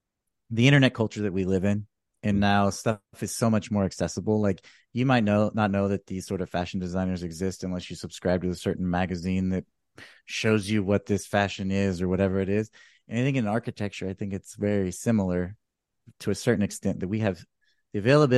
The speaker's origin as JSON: {"language": "English", "region": "California", "country": "United States", "lives_now": "Austin, United States", "said": "I mean, admittedly, I'm a transplant from California, which is not what people like to hear here."}